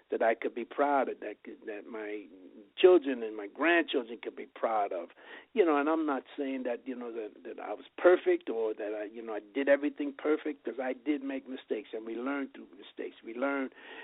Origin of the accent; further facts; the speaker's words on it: New York City, New York, United States; now in Las Vegas, United States; I was one of 11 children, grew up in New York, and I was born in the Bronx and raised in Chelsea